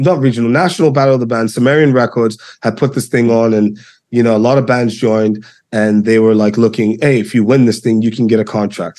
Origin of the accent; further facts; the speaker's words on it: New York, United States; And me being the New Yorker that I am